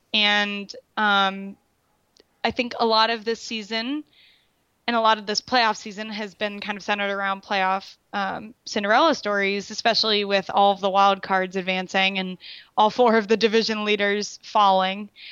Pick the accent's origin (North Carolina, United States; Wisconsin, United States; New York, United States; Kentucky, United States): North Carolina, United States; Raleigh; they're, they're my hometown.